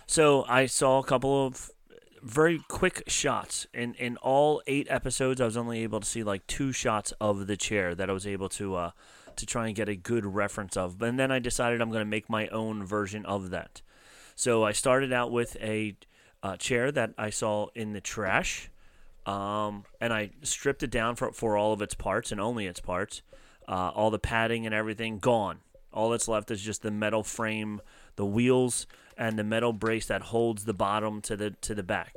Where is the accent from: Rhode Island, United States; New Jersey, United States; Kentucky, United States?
New Jersey, United States; accent: Philly water accent; South Jersey, we have that Philly water accent